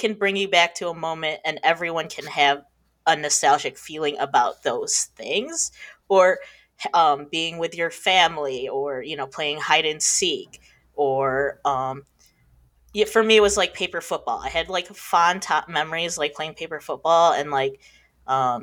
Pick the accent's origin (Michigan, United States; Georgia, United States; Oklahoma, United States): Michigan, United States; I'm from Michigan.